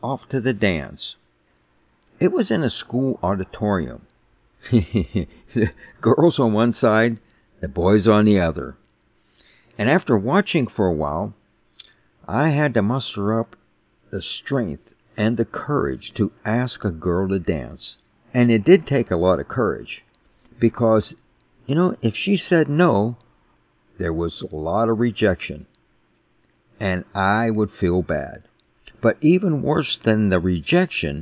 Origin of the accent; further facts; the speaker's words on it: New Kensington, Pennsylvania, United States; I grew up in New Kensington, a small town 18 miles north of Pittsburgh on the Allegheny River